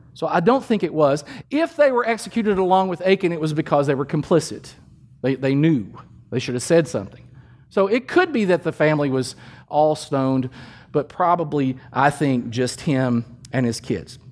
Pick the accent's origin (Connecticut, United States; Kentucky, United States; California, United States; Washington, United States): Kentucky, United States; Danville; My hometown is Danville, Kentucky. It's in central Kentucky. It's a beautiful place to grow up